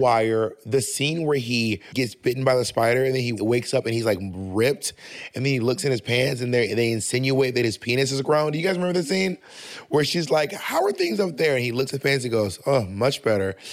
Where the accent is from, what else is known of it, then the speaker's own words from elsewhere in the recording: the South, United States; I'm from the South